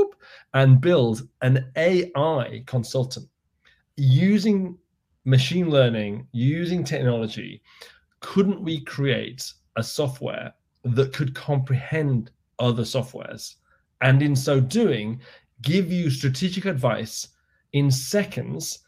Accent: United Kingdom; now in Miami, United States; I'm not originally from Miami. I'm originally from the UK

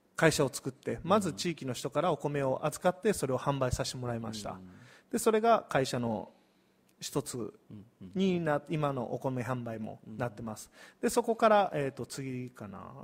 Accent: Hirakata, Osaka, Japan; moved away as an adult; also born or lived in Hiroshima; now in Miyazu, Japan; 広島生まれの大阪育ちです

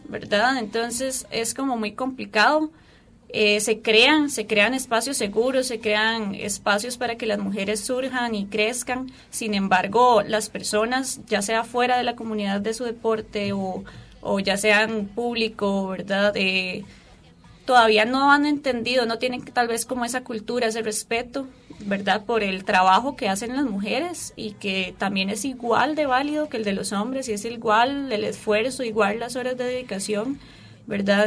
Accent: Turrialba, Cartago, Costa Rica; soy de Turrialba, soy de un poquito lejos

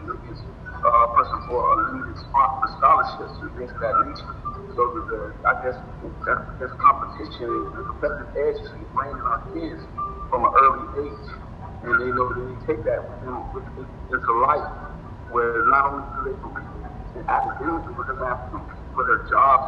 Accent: Miami, Florida, United States; being a product of this culture

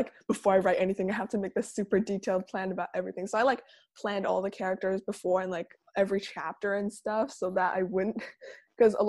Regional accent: Langley, British Columbia, Canada; I'm from Langley, British Columbia in Canada.

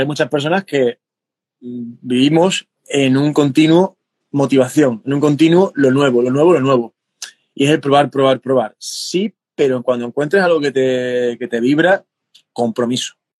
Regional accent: Cádiz, Andalusia, Spain; en mi tierra, del sur de, Andalucía, de España, de, Cádiz

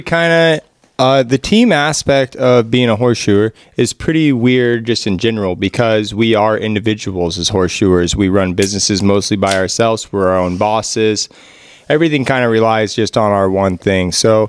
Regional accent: Pacific Northwest, United States; we're all from the Northwest, but we have different practices. Each one of us, me, Jesse, and Brian are on the west side of the states, so we're a little bit wetter climate.

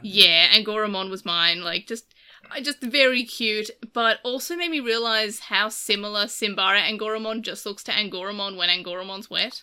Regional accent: Australia; I'm Australian. No one expects me to speak English fluently, despite it's the language that we speak here

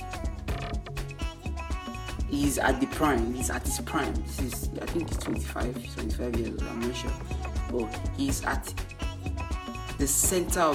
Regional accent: Nigeria; Being that I'm not in America, I might not understand the full concept, the full story about it, but as a Nigerian

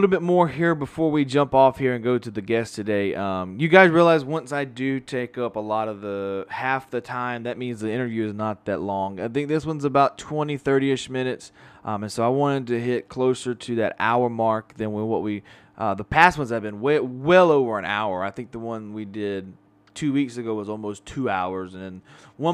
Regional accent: Pascagoula, Mississippi, United States; my hometown of Pascagoula, Mississippi

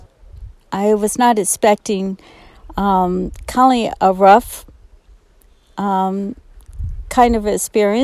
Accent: New Orleans, Louisiana, United States; moved away as an adult; now in Estes Park, United States; I was born and raised in New Orleans and had never seen a mountain.

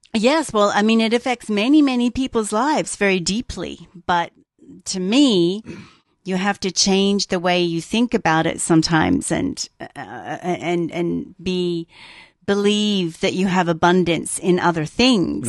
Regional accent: Australia; moved away; I grew up in Australia

